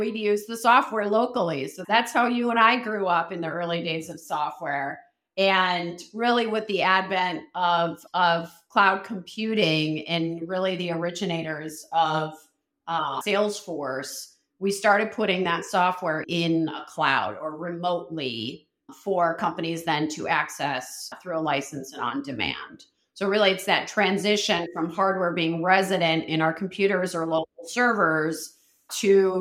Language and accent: English; Chicago, Illinois, United States; moved away as an adult; also born or lived in New York / San Francisco; grew up most of my life in Chicago, moved out east to New York to go to undergrad at Syracuse University